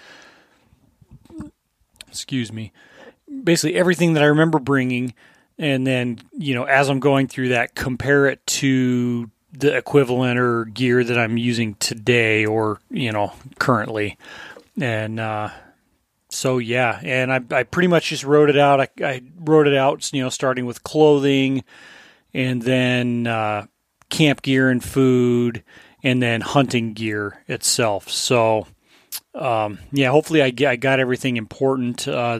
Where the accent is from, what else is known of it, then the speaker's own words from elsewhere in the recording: Colorado, United States; I grew up in Southern Colorado. We didn't have much money, but Cabela's was like the one store.